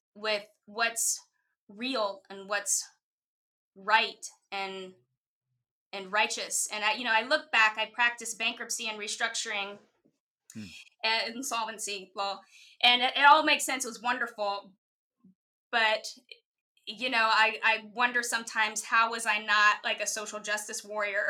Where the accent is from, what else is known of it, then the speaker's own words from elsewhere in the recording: Mississippi, United States; now in New York City, United States; I was raised in the Bible Belt in Mississippi